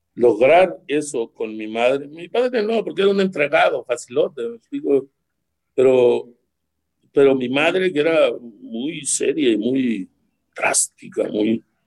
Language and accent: Spanish; Ures, Sonora, Mexico; moved away; Mi equipo, el de Ures